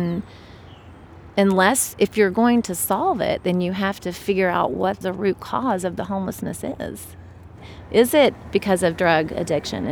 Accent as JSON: {"language": "English", "town": "Charleston", "region": "West Virginia", "country": "United States", "tie": "born or raised there", "said": "was born and raised in Charleston, West Virginia"}